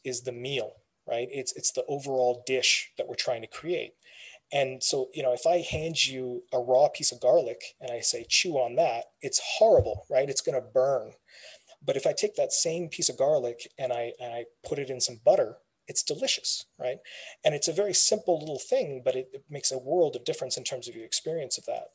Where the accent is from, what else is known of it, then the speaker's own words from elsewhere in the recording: Canada; My background, my family comes from India. I was born and raised here in Canada.